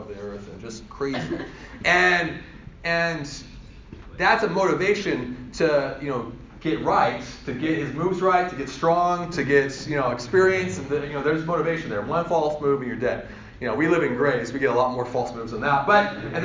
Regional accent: Colorado, United States; I'm from Colorado.

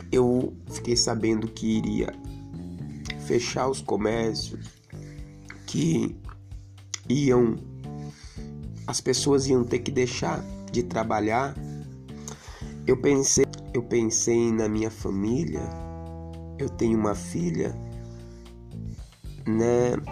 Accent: Leme, São Paulo, Brazil; also born or lived in Brasília; Eu residia em Brasília, morava em Brasília, sou daqui de Leme, mas atualmente estava morando em Brasília, Distrito Federal, na cidade de Santa Maria, 20 minutos de Brasília.

